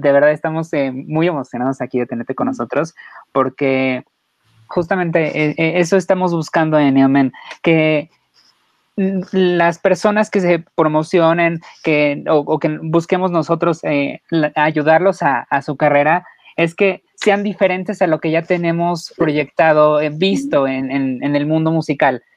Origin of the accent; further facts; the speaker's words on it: Mexico; como mexicano nosotros te abrimos las puertas